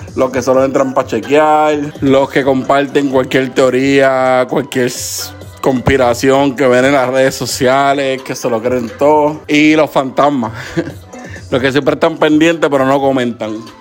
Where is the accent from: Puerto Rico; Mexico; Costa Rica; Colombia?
Puerto Rico; Carolina; now in Hartford, United States; soy de Puerto Rico, de la área de Carolina